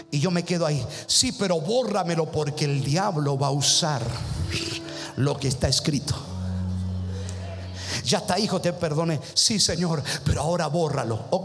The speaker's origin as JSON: {"language": "Spanish", "country": "Argentina", "said": "Ay, pero soy argentino."}